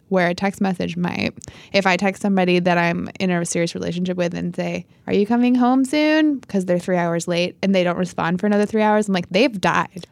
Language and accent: English; upstate New York, United States; moved away; my hometown, which is a very small hamlet in upstate New York